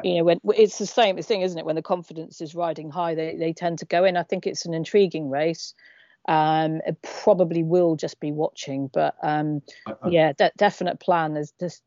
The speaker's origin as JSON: {"language": "English", "region": "England", "country": "United Kingdom", "said": "as a English follower of Northrend Racing"}